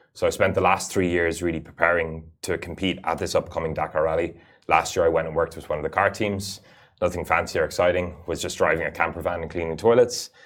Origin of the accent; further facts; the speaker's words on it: United Arab Emirates; I actually had the fortune of being born and growing up in the Emirates, so it's a bit of a home away from home. I'm of an Irish, Irish nationality